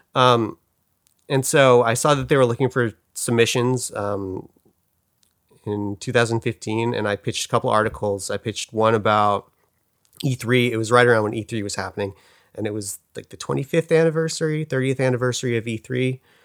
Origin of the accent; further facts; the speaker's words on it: Pacific Grove, California, United States; moved away; also born or lived in Glendale, California; I grew up in Monterey, California, or Pacific Grove, California, to be more specific